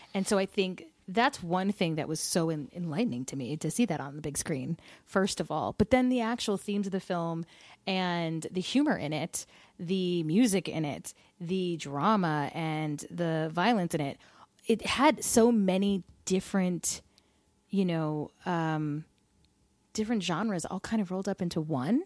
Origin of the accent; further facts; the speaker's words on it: New Jersey, United States; I grew up in Jersey